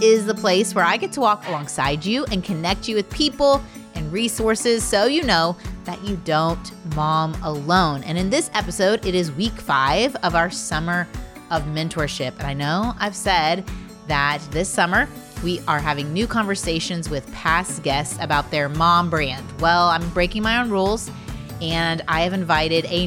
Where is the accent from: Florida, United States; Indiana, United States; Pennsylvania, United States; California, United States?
Indiana, United States; I'm from Indiana